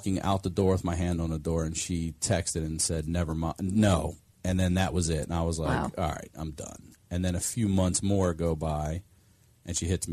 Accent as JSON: {"language": "English", "town": "Baltimore", "region": "Maryland", "country": "United States", "tie": "born or raised there", "moved": "as an adult", "said": "I'm originally from Maryland. I was born in Baltimore"}